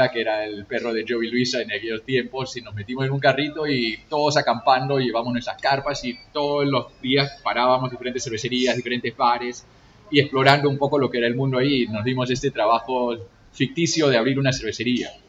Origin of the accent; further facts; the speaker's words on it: Lima, Peru; No, yo soy de Lima, pero internacional, viviendo en diferentes partes.